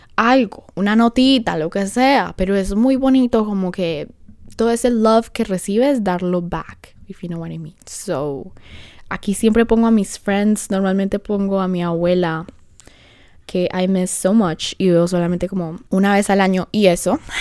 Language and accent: Spanish; Colombia; now in Honduras; soy colombiana